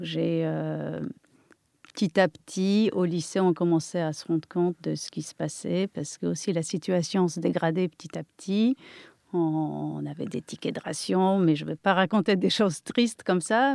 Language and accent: French; near Kraków, Lesser Poland, Poland; accent: Polish; French is a second language; moved away as an adult; now in France; je suis polonaise, euh, née en Pologne, euh, et je suis restée là-bas jusqu'à l'âge de 21 ans.